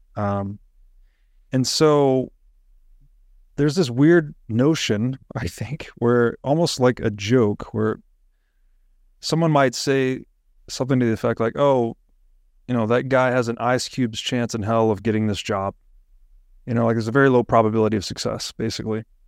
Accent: Tennessee, United States; growing up in Tennessee

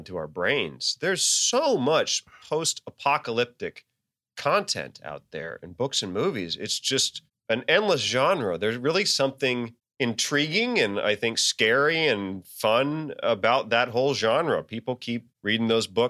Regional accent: Chesapeake, Virginia, United States; also born or lived in Newport News; I'm not from Newport News. I'm from Chesapeake, which is like the southern end of the metro area

